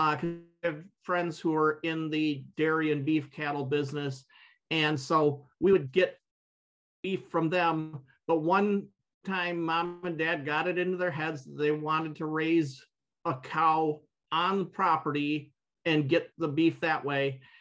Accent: Byron Center, Michigan, United States; I grew up and 20 miles from where I'm sitting right now. Little town called Byron Center

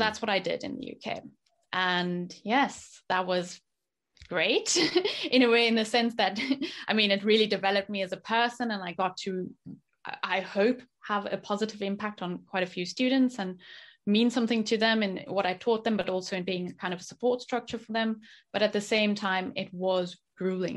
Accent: South Africa; moved away as an adult; also born or lived in France / Japan; growing up in South Africa

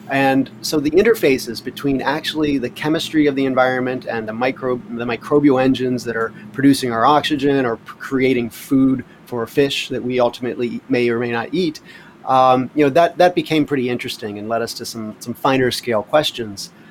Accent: Pittsburgh, Pennsylvania, United States; born there; now in Hawaii, United States; I was born in Pittsburgh, Pennsylvania, lived up and down the East Coast most of my life

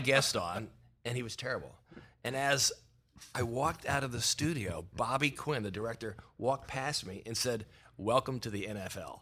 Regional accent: Philadelphia, Pennsylvania, United States; I grew up in Philadelphia

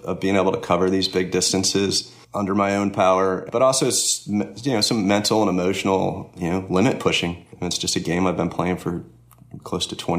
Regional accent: Connecticut, United States; also born or lived in Florida; now in Georgia, United States; I grew up in Connecticut, but I ended up in Florida for 5 or 6 years before I moved to Georgia

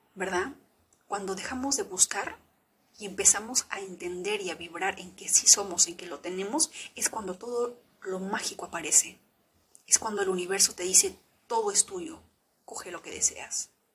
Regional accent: Peru; yo vengo del Perú profundo

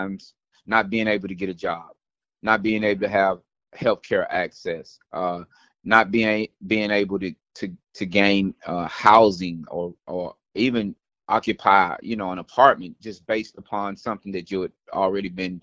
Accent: Nashville, Tennessee, United States; I'm originally from Nashville, Tennessee

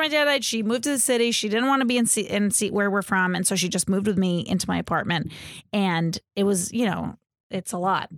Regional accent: Seekonk, Massachusetts, United States; moved away as an adult; also born or lived in Vermont; now in New York, United States; I'm from Seekonk, Massachusetts

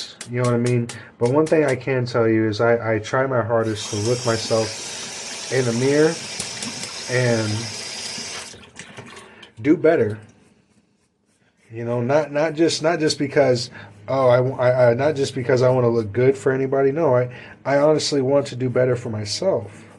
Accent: United States; as American people

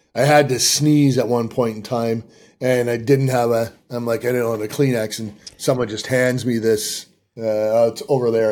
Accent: Peterborough, Ontario, Canada; moved away as an adult; now in United States; a kid from Peterborough, Ontario

